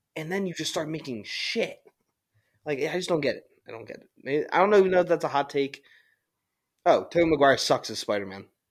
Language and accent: English; Philadelphia, Pennsylvania, United States; we're from Philly